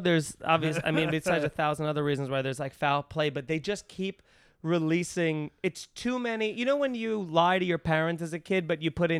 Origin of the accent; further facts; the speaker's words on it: Centereach, New York, United States; growing up on Long Island